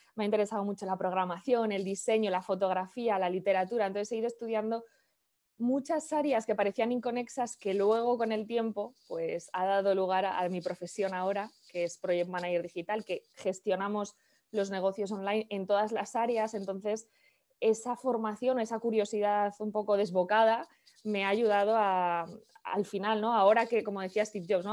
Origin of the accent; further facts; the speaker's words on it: Valladolid, Castile and León, Spain; moved away as an adult; yo soy de Valladolid, de una ciudad del norte de España, por si alguien es de España, pero me fui de Valladolid hace 20 años. Tengo ahora 39, pues hace 20 años, con 19, 20